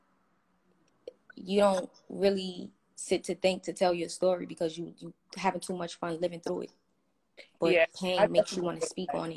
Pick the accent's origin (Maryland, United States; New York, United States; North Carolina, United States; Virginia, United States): New York, United States; New York City; Growing up in Brooklyn, you know, it's corrupted, but I mean, I've been living there all my life now